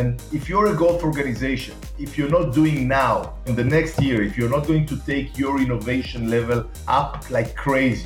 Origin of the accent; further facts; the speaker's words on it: Tel Aviv, Tel Aviv District, Israel; you can hear by my accent, I was born and raised in Tel Aviv, Israel.